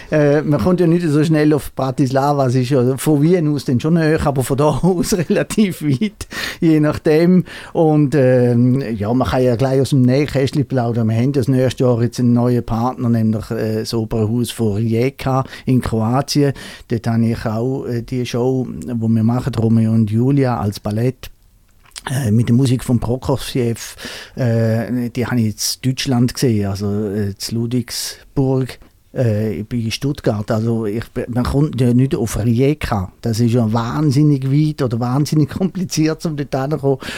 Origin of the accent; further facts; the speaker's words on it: Eastern Switzerland, Switzerland; Ich komme äh, aus der Ostschweiz. Ich kann eigentlich auch Schweizerdeutsch reden